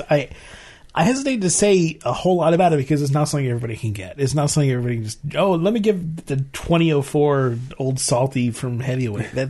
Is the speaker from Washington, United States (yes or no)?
no; Maryland, United States; But I grew up in Maryland and we used to say water, water. So now I say water.